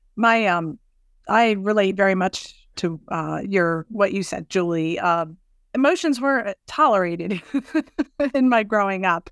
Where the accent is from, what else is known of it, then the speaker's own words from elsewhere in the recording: Southern New Jersey, United States; I'm from Southern New Jersey.